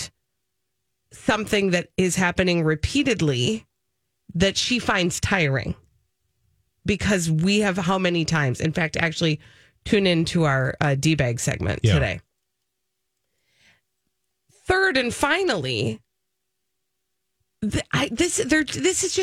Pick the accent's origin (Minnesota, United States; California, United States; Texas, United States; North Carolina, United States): Minnesota, United States; as a Minnesotan